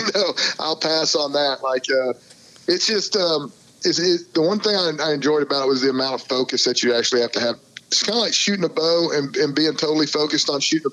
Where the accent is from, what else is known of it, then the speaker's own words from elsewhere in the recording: Arkansas, United States; also born or lived in Weatherford, Texas; I'm in Arkansas right now. This is my home state, and um, I live in Little Rock